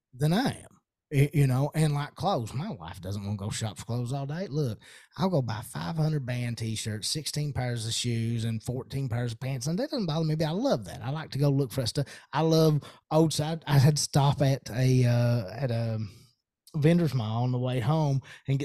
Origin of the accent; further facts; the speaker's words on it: Eastern Kentucky, United States; I'm from Eastern Kentucky